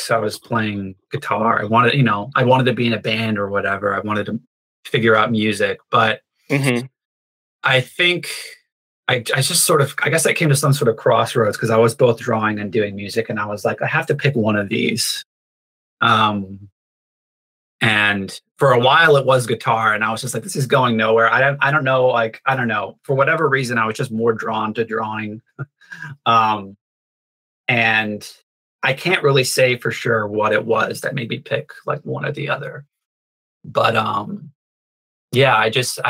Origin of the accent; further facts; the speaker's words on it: North Carolina, United States; I grew up in North Carolina